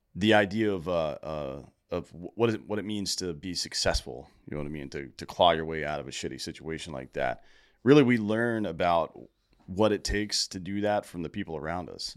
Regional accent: Greenville, South Carolina, United States; Greenville, South Carolina

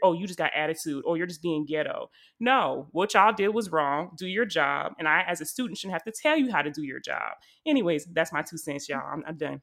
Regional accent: South Carolina, United States; I'm from South Carolina

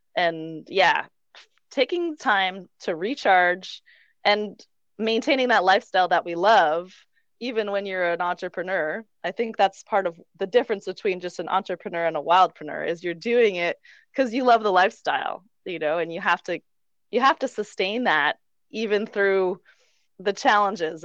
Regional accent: Vermont, United States; moved away as an adult; also born or lived in Quebec / Colorado; now in Mexico; I actually grew up right on the border of Vermont and Quebec

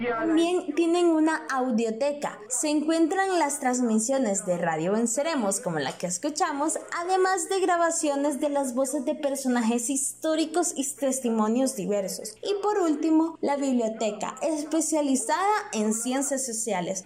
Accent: El Salvador; nosotros como salvadoreños

